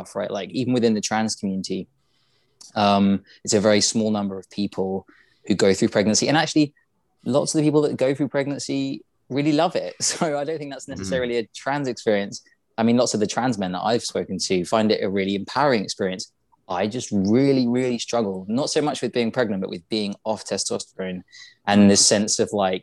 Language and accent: English; England, United Kingdom; we're all English